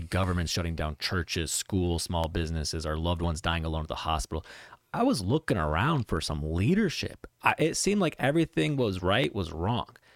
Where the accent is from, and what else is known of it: Cave Creek, Arizona, United States; born or raised there; also born or lived in Chicago, Illinois